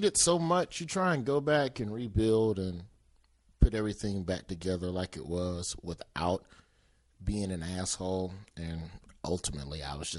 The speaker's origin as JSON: {"language": "English", "region": "the South", "country": "United States", "said": "I'm from the South"}